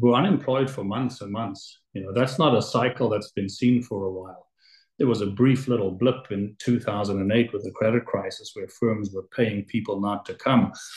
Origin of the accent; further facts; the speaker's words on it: Johannesburg, Gauteng, South Africa; now in Toronto, Canada; I was born in Johannesburg, South Africa. And my family came to Toronto in the late 70s.